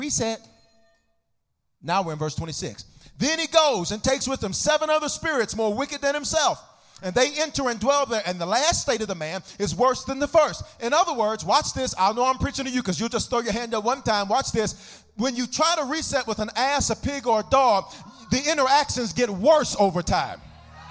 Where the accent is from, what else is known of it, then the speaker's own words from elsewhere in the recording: the South, United States; now in Denver, United States; I'm from the South